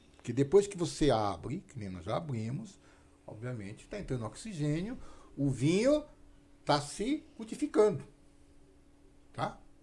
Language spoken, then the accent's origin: Portuguese; São Paulo, Brazil; Eu sou paulista